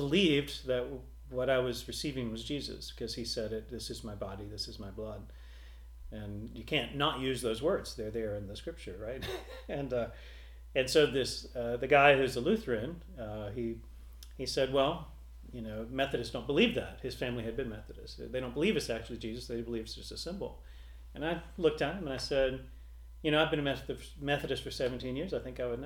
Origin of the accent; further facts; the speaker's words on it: St. Matthews, South Carolina, United States; also born or lived in Greenwood, South Carolina; I was born in Greenwood, which is about an hour and 20 minutes away from here. I was raised in St. Matthews